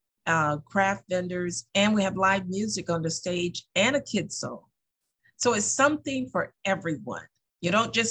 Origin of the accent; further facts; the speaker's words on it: the South, United States; now in Lansing, United States; I'm from the South. I was raised with a family of cooks